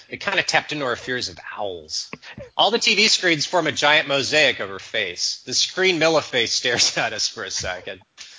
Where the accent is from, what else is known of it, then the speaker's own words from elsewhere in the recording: United States; now in Germany; I'm American